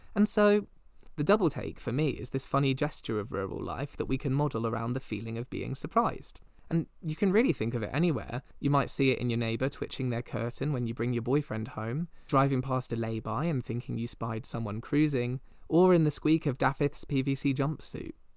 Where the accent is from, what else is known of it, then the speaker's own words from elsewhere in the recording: Midsomer Norton, South West England, United Kingdom; my hometown, Midsummer Norton